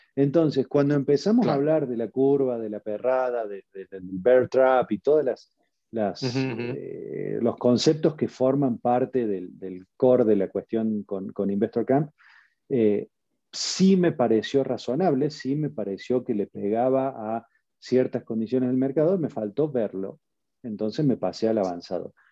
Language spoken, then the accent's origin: Spanish; Argentina; moved away as an adult; now in Mexico; nací en Argentina, por eso tengo este acento raro. Llevo 19 años eh, que cumplí el 16 de marzo. Hace un par de días cumplí 19 años en México